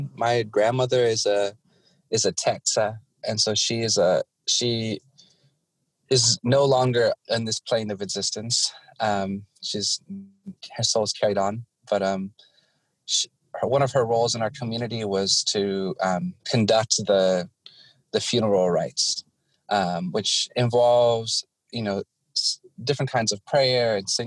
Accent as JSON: {"language": "English", "region": "Washington", "country": "United States", "tie": "born or raised there", "also_born_or_lived": "Guam", "said": "I was born and raised here on Turtle Island, born on the lands of the Snohomish, raised in the Swinomish, Shwedab, and Dokobsh, where I currently live"}